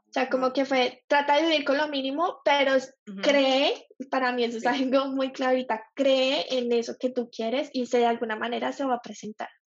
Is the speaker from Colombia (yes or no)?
yes; Colombia; moved away as an adult; now in Australia; soy colombiana, tengo 29 años, soy publicista, o bueno, es publicidad, pero ejerzo como diseñadora gráfica y estoy viviendo en Australia hace cinco años